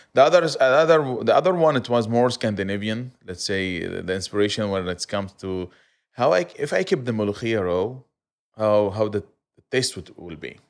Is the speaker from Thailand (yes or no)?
no; Aleppo, Aleppo Governorate, Syria; also born or lived in Kuwait; now in Dubai, United Arab Emirates; I'm from Aleppo.